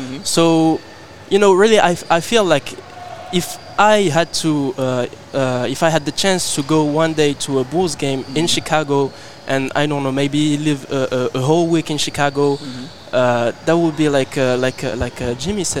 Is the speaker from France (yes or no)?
yes; France; also born or lived in Morocco; personally I grew up in France and in Morocco, but anyway, I grew up overseas